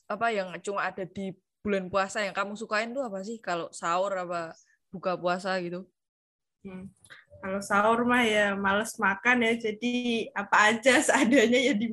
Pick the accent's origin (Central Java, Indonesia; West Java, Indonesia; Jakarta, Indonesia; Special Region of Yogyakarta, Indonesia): Central Java, Indonesia; Semarang; Aku asli Semarang.